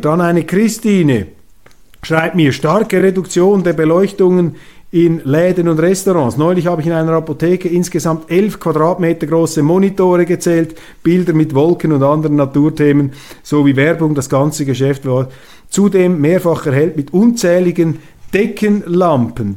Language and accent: German; Switzerland